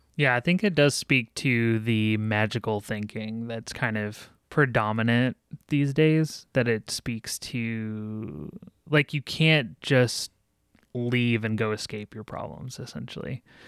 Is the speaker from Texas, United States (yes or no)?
yes; Texas, United States; where I grew up in Texas and in, in a smaller town